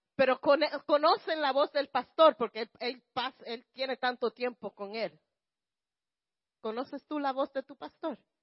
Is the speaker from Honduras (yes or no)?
no; Puerto Rico; como los, puertorriqueños